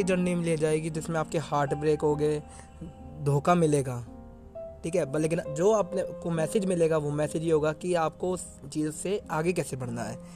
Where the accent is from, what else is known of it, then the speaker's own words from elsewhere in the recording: New Delhi, Delhi, India; मैं न्यू दिल्ली से हूँ